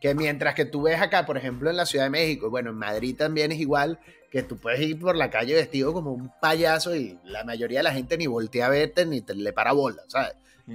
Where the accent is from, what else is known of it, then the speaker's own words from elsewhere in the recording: Caracas, Capital District, Venezuela; moved away; nosotros que crecimos en Caracas